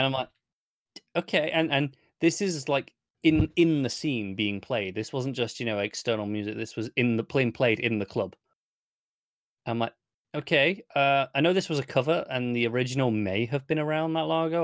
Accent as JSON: {"language": "English", "country": "United Kingdom", "tie": "born or raised there", "said": "Derbyshire is, is quite near where I grew up. So to me, this, I'm very used to this accent."}